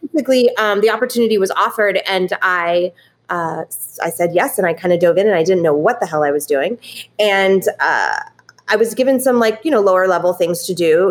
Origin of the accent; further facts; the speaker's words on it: California, United States; moved away; I am originally from California